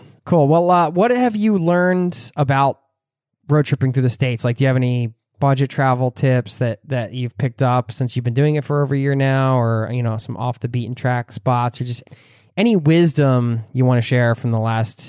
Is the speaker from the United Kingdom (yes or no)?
no; Norway; I'm in Norway here. You're making me miss my home country a little bit.